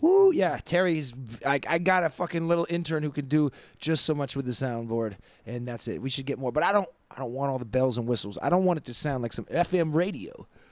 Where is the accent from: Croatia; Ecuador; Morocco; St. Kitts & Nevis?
St. Kitts & Nevis; Nevis; moved away; growing up in Nevis, right, in the West Indies